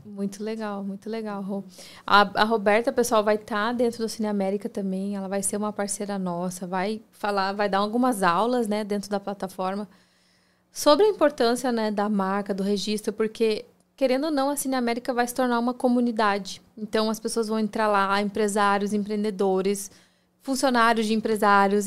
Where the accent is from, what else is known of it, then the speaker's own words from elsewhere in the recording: Brazil; now in United States; a gente, como brasileiro